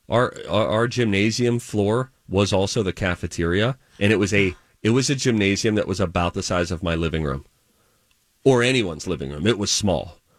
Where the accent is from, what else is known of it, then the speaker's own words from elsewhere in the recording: United States; We're both American.